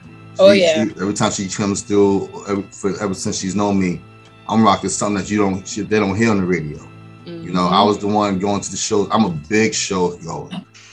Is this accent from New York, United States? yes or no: yes; Mount Vernon, New York, United States; I grew up in Mount Vernon, New York